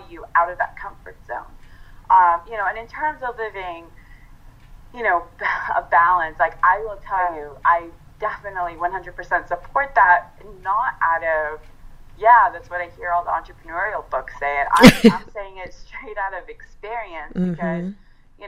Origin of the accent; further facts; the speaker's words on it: California, United States; now in New York, United States; I'm actually Italian, and at heart, I'm a Californian. I live in New York, but I'm a Californian